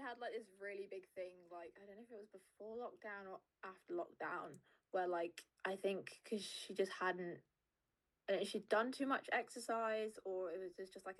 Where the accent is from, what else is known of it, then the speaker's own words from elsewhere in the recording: Wales, United Kingdom; We are proper Welsh, you know, we were both born in Wales.